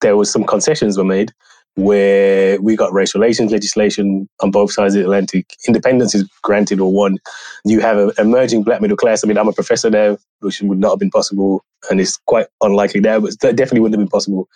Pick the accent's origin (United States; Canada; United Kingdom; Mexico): United Kingdom; I grew up in the Black power tradition, Black radical tradition in the UK